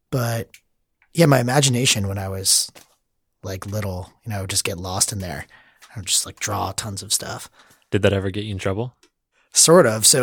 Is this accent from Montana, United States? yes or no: no; Florida, United States; now in San Francisco, United States; I grew up in Florida, mm-hmm. South Florida, and I went to college in Gainesville, Florida.